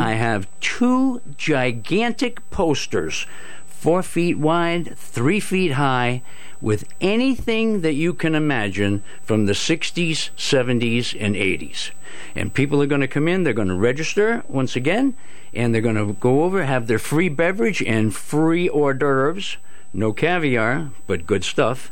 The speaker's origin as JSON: {"language": "English", "town": "Groton", "region": "Connecticut", "country": "United States", "tie": "born or raised there", "said": "I grew up in Groton, and uh, now it's the city, but uh, when I grew up, it was called the borough"}